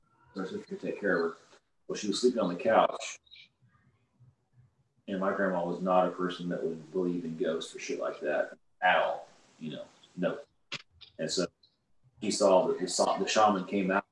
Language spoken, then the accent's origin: English; Oklahoma, United States; I'm from Oklahoma. Yes, I've lived in a trailer